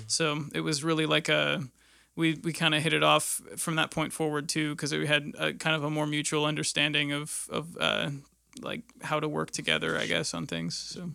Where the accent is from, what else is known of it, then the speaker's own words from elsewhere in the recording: Erie, Pennsylvania, United States; moved away as an adult; now in Indianapolis, United States; I grew up in Erie, Pennsylvania